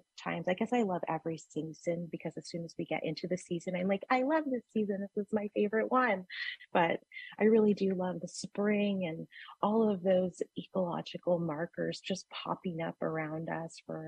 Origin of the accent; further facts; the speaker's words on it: Hoopa Valley, California, United States; moved away; also born or lived in Bay Area; I grew up in the Hoopa Valley